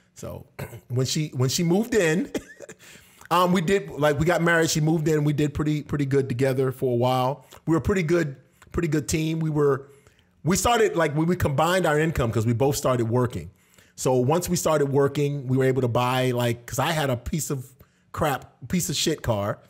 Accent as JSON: {"language": "English", "town": "Tampa", "region": "Florida", "country": "United States", "tie": "born or raised there", "also_born_or_lived": "Washington", "said": "I was born in Tampa, Florida, so I'm originally from this area"}